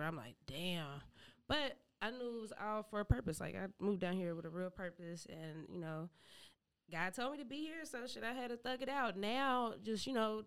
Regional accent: Cincinnati, Ohio, United States; now in Atlanta, United States; I'm originally from Cincinnati, Ohio

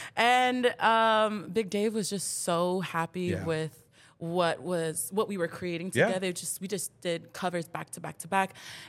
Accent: Santa Ana, California, United States; I grew up in Santa Ana, California, Orange County.

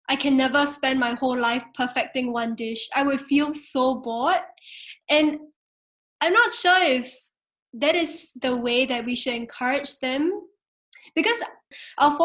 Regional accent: Singapore; now in Melbourne, Australia; as a Singaporean

